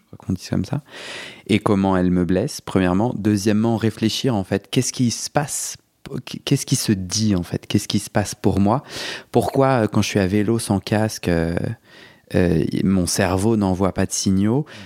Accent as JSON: {"language": "French", "town": "Paris", "region": "Île-de-France", "country": "France", "said": "je suis un Parisien."}